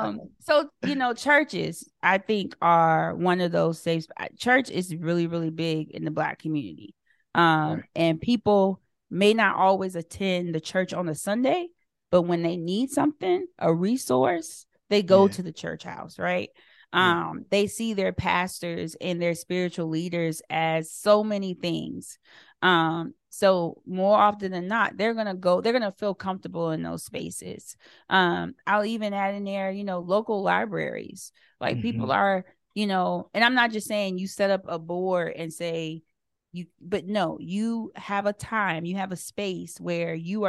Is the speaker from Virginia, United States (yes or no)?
yes; Lawrenceville, Virginia, United States; But I think back to where I grew up in Lawrenceville, Virginia.